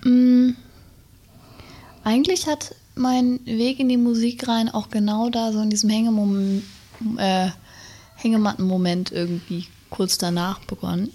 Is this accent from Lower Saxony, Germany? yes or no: yes; Wendland, Lower Saxony, Germany; also born or lived in Berlin; Heimat ist ein Fuß Berlin, ja. der andere Fuß Wendland